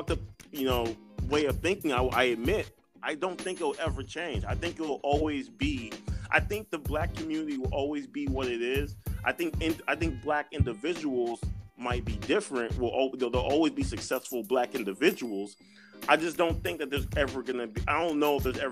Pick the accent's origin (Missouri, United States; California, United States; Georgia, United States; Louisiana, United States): Georgia, United States; also born or lived in Texas; My first 10 or 12 years, I lived in Texas. You know, we lived in a suburb. My mom got a teaching job at a college in Georgia. We moved to Georgia